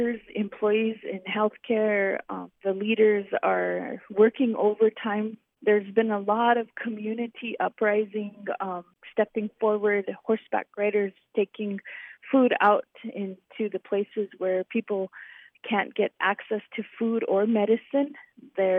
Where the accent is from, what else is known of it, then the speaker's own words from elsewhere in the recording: Pine Ridge Reservation, South Dakota, United States; I'm from the Pine Ridge Reservation.